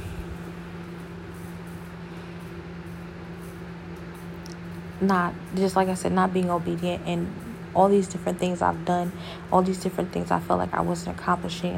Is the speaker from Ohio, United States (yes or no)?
yes; Ohio, United States; now in Houston, United States; I'm from Ohio